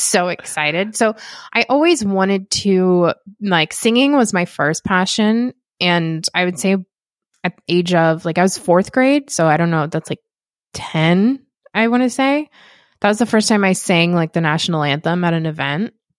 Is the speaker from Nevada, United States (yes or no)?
yes; Las Vegas, Nevada, United States; moved away as an adult; now in Los Angeles, United States; I'm from Las Vegas originally, and I've been living out in Los Angeles for, oh, eleven years now